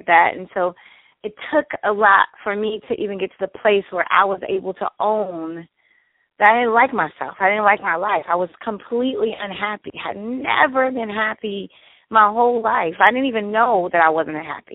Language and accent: English; Detroit, Michigan, United States; now in San Diego, United States; I was born and raised in Detroit